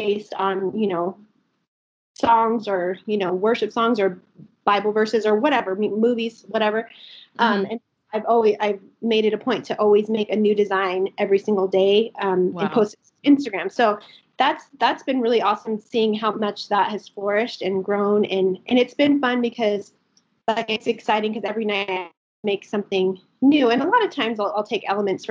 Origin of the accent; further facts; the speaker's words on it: Albuquerque, New Mexico, United States; I am from Albuquerque, New Mexico. I've lived here my entire life. So I'm born and raised.